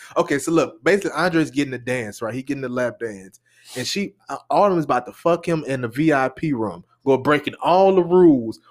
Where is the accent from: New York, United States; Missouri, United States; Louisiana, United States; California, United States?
Louisiana, United States; New Orleans; I'm from New Orleans